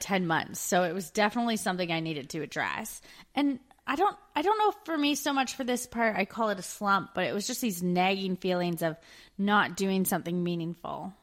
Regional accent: Canada; moved away as an adult; also born or lived in Australia / United Kingdom

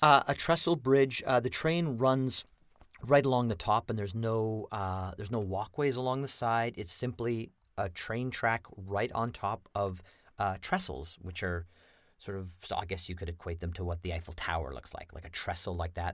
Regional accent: Lethbridge, Alberta, Canada; I was born and raised in Lethbridge, Alberta

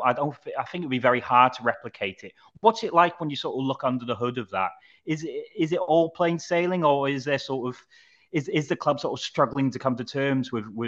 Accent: Wrexham, Wales, United Kingdom; moved away as an adult; I moved out of Wrexham when I was 18, and I haven't really moved back. But moving away makes me love the place more.

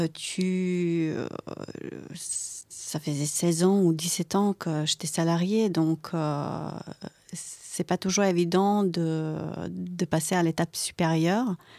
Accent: Croatia; French is a second language; moved away as an adult; now in France; j'habitais en Croatie. Donc, euh, à 18 ans, je suis arrivée en France grâce à une famille d'accueil

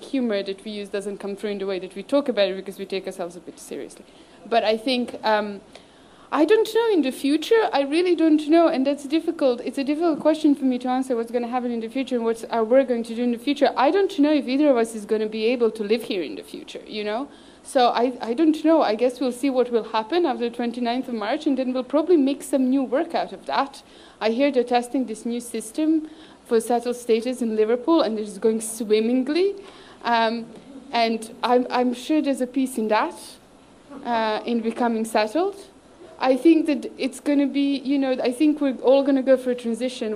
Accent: Serbia; now in United Kingdom; I didn't actually grow up in Serbia, I grew up in Yugoslavia

